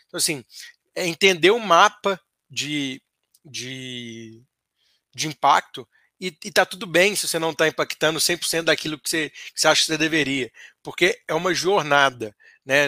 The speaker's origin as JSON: {"language": "Portuguese", "region": "Minas Gerais", "country": "Brazil", "said": "como bom mineiro"}